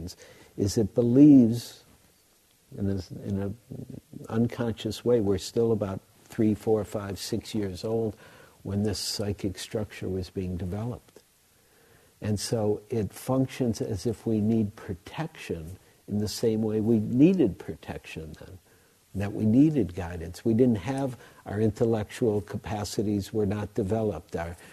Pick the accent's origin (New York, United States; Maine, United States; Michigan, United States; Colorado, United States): Michigan, United States; Detroit; I grew up in Detroit